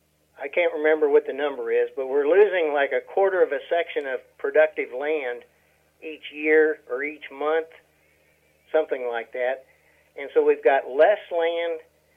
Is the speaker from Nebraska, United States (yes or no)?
yes; Nebraska, United States; now in Oklahoma, United States; I came from Nebraska, where you're looking at 18 to 20 acres per cow-calf unit. I come down to Oklahoma, and they're talking 3 to 4 acres per cow-calf unit.